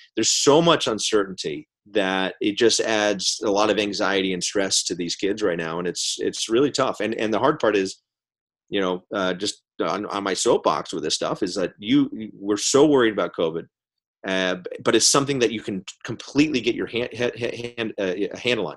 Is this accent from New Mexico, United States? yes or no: yes; Albuquerque, New Mexico, United States; My hometown, Albuquerque, New Mexico